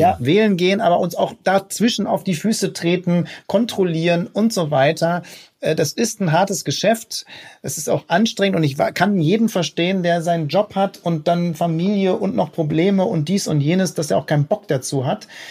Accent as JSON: {"language": "German", "area": "Ruhr area", "region": "North Rhine-Westphalia", "country": "Germany", "said": "ich komme aus dem Pott, ne, aus dem Ruhrgebiet."}